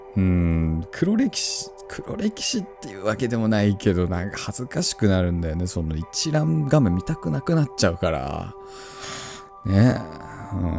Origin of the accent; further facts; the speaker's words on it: Tohoku, Japan; moved away; 僕も東北出身